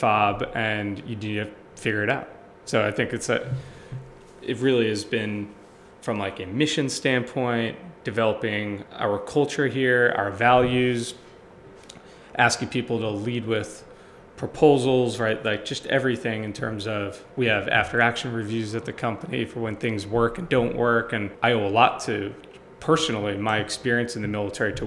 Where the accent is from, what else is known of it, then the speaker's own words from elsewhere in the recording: Long Island, New York, United States; moved away as an adult; now in Philadelphia, United States; I'm from Long Island